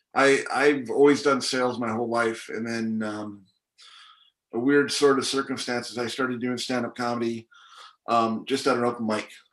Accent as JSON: {"language": "English", "country": "Canada", "tie": "born or raised there", "also_born_or_lived": "Hong Kong", "moved": "yes", "lives_now": "United States", "said": "born and raised in Hong Kong, grew up in Canada, and now I live in the States"}